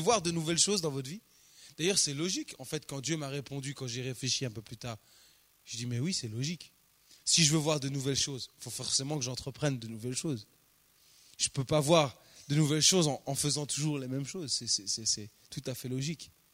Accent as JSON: {"language": "French", "country": "France", "said": "Chez nous, en France"}